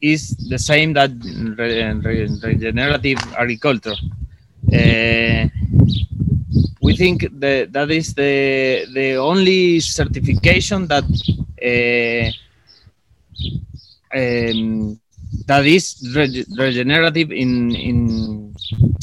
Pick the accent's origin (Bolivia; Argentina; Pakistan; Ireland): Argentina; Mendoza; English is a second language; I born in Mendoza, Argentina